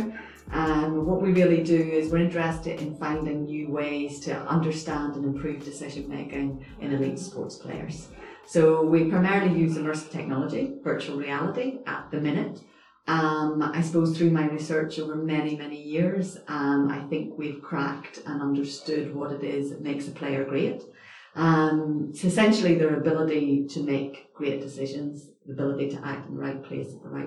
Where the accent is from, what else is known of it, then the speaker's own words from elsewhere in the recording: Northern Ireland, United Kingdom; moved away as an adult; also born or lived in Edinburgh; I suppose I'm originally from Northern Ireland